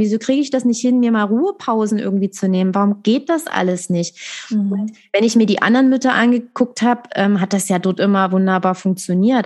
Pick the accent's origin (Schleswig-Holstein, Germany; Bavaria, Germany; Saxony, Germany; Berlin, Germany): Saxony, Germany; Dresden; Ich komme aus Dresden